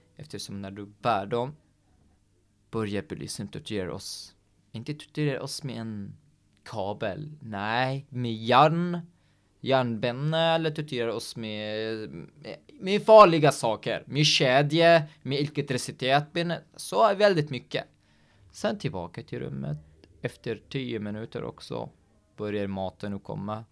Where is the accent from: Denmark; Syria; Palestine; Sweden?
Syria; Swedish is a second language; moved away as an adult; also born or lived in Baniyas, Syria; now in Norway; vi var inte hungriga i Syrien